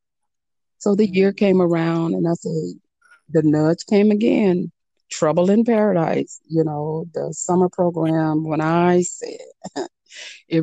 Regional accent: Miami, Florida, United States; I come from Miami, so you always had the summer youth programs

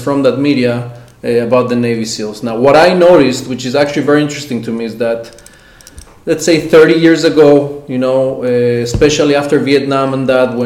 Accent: Mexico; now in Israel; I grew up in Mexico, so I had access to all the American media

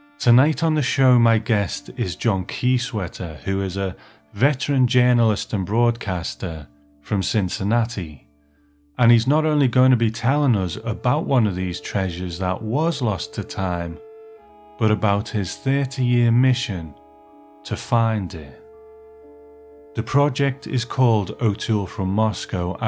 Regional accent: Liverpool, North West England, United Kingdom; I'm from Liverpool in England

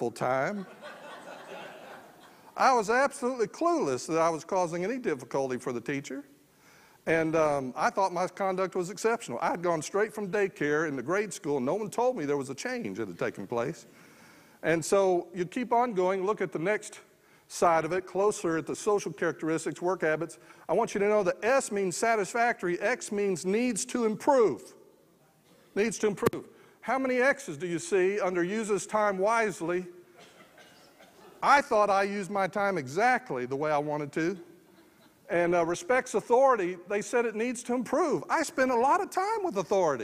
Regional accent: San Antonio, Texas, United States; I grew up just outside San Antonio, Texas, in a mobile home park

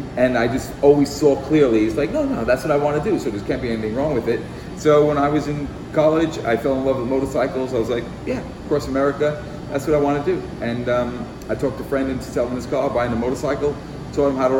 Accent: New York City, New York, United States; now in France; growing up in the Bronx

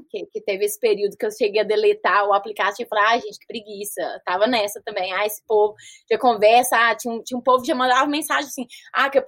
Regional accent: Brazil; Porque eu não pareço que eu sou brasileira, assim. Tipo, ah, você é brasileira, né? Eu não tenho aquele perfil da, da morena brasileira e tal

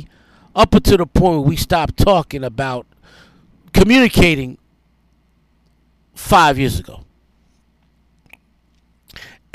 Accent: New York City, New York, United States; moved away as an adult; also born or lived in New Orleans; I'm a New Yorker. I'm from New York.

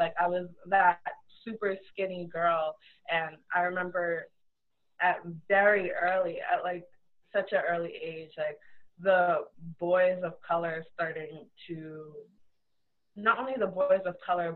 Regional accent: Trinidad & Tobago; So I'm Trinidadian, my mom's Trinidadian, my dad is Trini

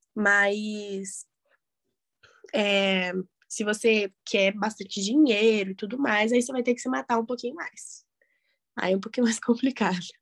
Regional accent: Curitiba, Paraná, Brazil; moved away as an adult; now in São Paulo, Brazil; eu sou de Curitiba

